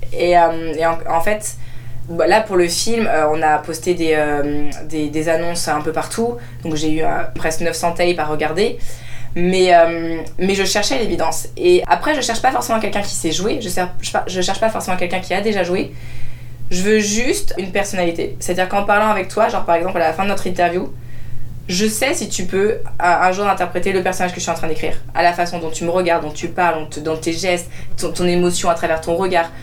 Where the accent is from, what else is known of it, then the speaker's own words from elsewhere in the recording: France; mon père vient du Maroc, ma mère vient de France, je suis née en France, mais j'ai grandi du coup dans deux cultures